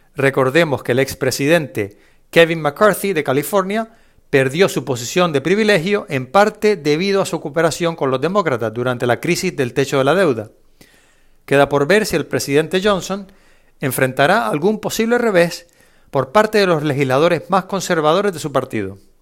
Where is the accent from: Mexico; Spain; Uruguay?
Spain; no recuerdo haber jugado en mi infancia, en España